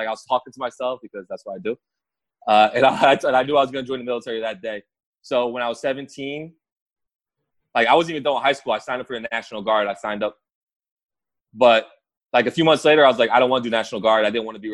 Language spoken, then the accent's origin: English; Keansburg, New Jersey, United States; moved away as an adult; also born or lived in South Amboy, New Jersey / Virginia / Pennsylvania / Texas; now in Perth Amboy, United States; So I grew up in Kingsburg. High school, went to South Amboy, New Jersey